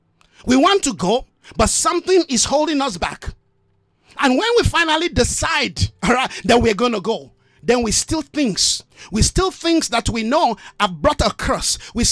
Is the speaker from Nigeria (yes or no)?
yes; Nigeria; I love my country. I'm a Nigerian. I love my country as a Nigerian, but guess what? That's just a place of birth for me.